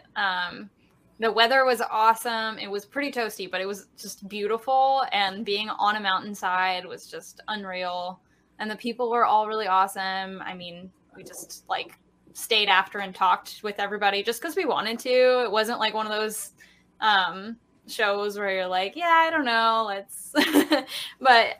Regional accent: Georgetown, Kentucky, United States; I'm from Georgetown, Kentucky

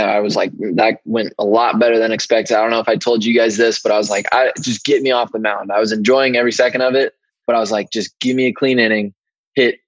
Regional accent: Southern California, United States; I grew up in Southern California

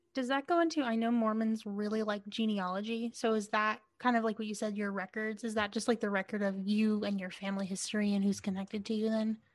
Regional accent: Yuma, Arizona, United States; when I was growing up in Yuma

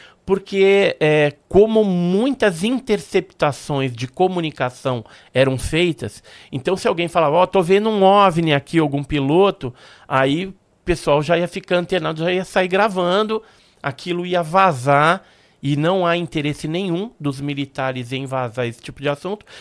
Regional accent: Santos, São Paulo, Brazil; also born or lived in Guarujá; nasci em Santos, né? Mas a gente morava naquela época no bairro do Santo Antônio.

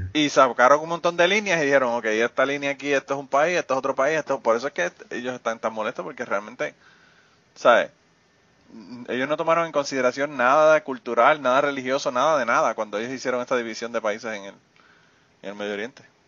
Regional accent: Puerto Rico; born or raised there; moved away

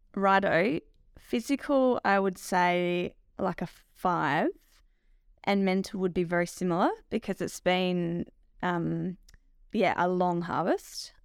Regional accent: Lameroo, South Australia, Australia; We farm at Lamoree in the southern valley of South Australia

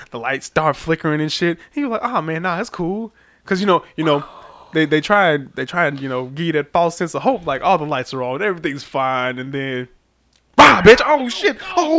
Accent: Birmingham, Alabama, United States; I'm from Birmingham

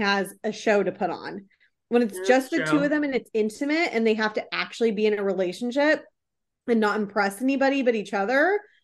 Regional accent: Seattle, Washington, United States; I'm born and raised in Seattle. Do not talk shit on my hometown

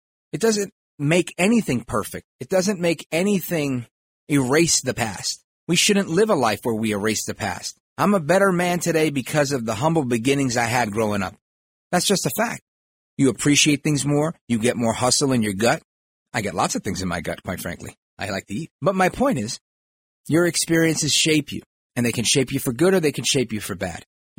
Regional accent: United States; I'm brown, I'm black and brown, right? I am very brown. I am American, a proud American of Puerto Rican heritage, Latino, Hispanic, Hispano, all day.

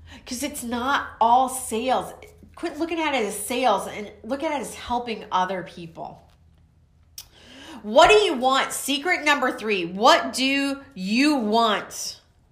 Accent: Waco, Texas, United States; I'm from Waco, Texas

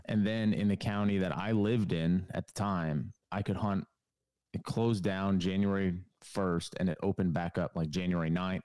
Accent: Connecticut, United States; moved away as an adult; now in North Carolina, United States; I'm from New England, from Connecticut. Um, lived there for the majority or the beginning part of my life

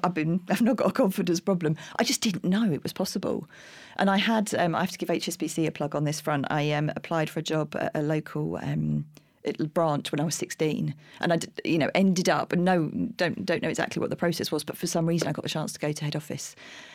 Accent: Streatham, London, United Kingdom; In Streatham.

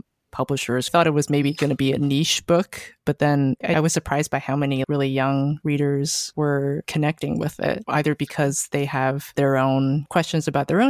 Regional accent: Bay Area, California, United States; I am from the Bay Area. I grew up there. My parents are from Taiwan. They immigrated here in the 80s. And yeah, I grew up in the Bay Area where there were a lot of other Asian Americans.

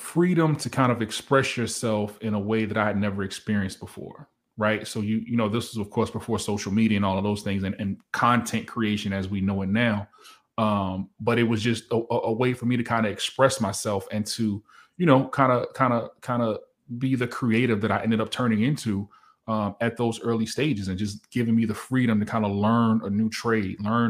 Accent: Virginia, United States; I'm from Virginia.

